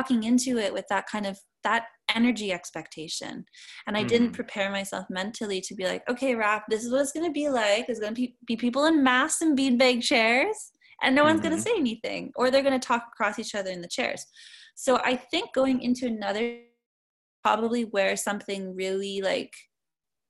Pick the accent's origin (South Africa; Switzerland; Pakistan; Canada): Canada; also born or lived in Montreal; being Canadian